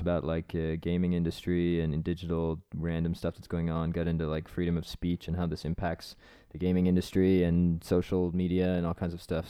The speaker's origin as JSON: {"language": "English", "area": "East Coast of Canada", "region": "Atlantic Canada", "country": "Canada", "moved": "as an adult", "lives_now": "Estonia", "said": "I'm from the East Coast"}